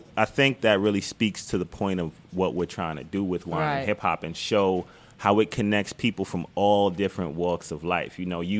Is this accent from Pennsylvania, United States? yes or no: no; New York City, New York, United States; now in Brooklyn, United States; I live in Brooklyn, but I'm from the Bronx.